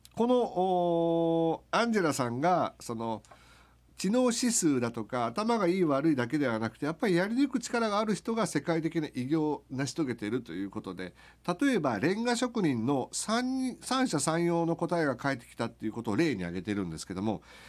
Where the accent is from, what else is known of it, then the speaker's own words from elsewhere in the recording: Okayama, Japan; 僕らのふるさと岡山